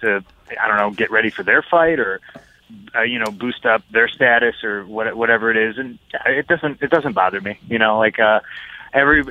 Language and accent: English; Chicago, Illinois, United States; Chicago, my hometown